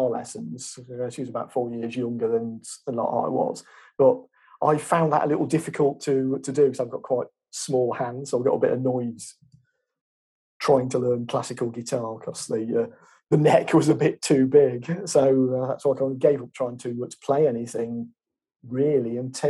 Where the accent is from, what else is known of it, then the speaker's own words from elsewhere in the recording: Chesterfield, East Midlands, United Kingdom; I was from Chesterfield, that was literally 10 minutes away on the train.